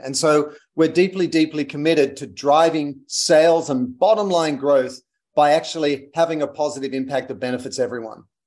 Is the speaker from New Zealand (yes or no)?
no; Australia; moved away as an adult; also born or lived in London / United States; I'm Australian